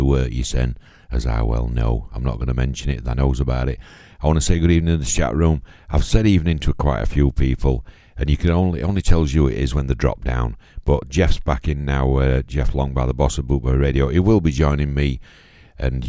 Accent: Doncaster, Yorkshire and the Humber, United Kingdom; Doncaster Royal Infirmary in my hometown there in Yorkshire.

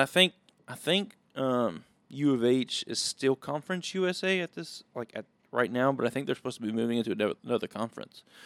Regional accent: Willis, Texas, United States; I am from Willis, Texas. Went to the, went to Willis High School, graduated from Willis High School.

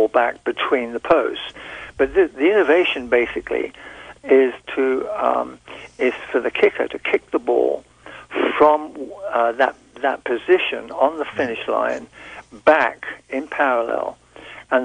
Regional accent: England, United Kingdom; I'm from the British Empire, from England, British Isles

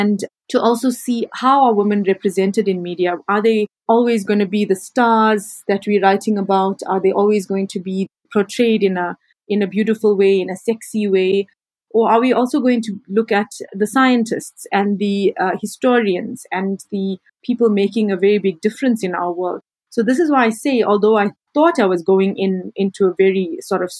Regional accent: Durban, KwaZulu-Natal, South Africa; also born or lived in Cape Town; my hometown of Durban in South Africa

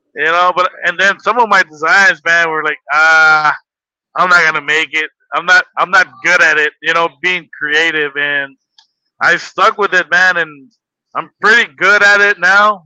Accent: Los Angeles, California, United States; now in Las Vegas, United States; I was born in Los Angeles, California

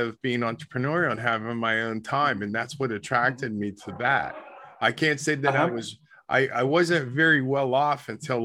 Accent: East Coast, United States; I'm from the East Coast

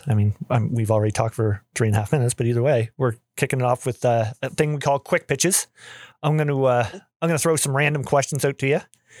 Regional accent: Canada; I'm Canadian

